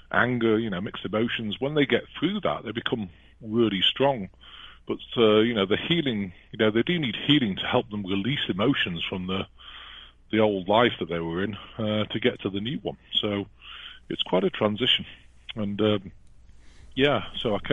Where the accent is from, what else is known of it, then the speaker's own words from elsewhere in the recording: England, United Kingdom; moved away as an adult; now in United States; I'd never want to go back to England. No offense to the British people, but, you know, and I was British, I'm now American, but I just don't speak American.